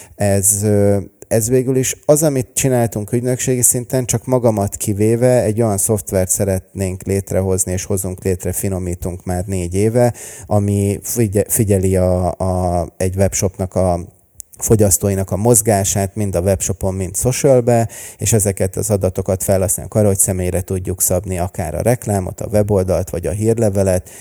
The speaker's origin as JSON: {"language": "Hungarian", "region": "Budapest", "country": "Hungary", "tie": "born or raised there", "also_born_or_lived": "Los Angeles, United States", "said": "én Budapesten születtem és nőttem fel"}